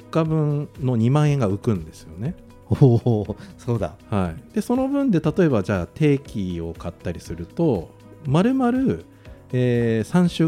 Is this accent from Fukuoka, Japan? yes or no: no; Hiratsuka, Kanagawa, Japan; moved away; 家の平塚なんかだともう周りが、農家ばっかりなんで